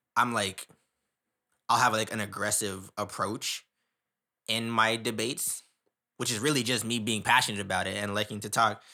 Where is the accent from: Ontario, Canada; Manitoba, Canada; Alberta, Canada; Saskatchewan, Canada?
Ontario, Canada; Ottawa; I grew up in Ottawa